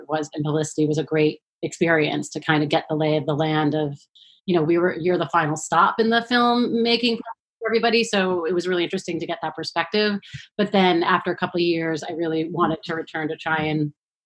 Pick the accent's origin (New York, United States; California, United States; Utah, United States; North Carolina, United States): New York, United States; New York City; I grew up in New York City.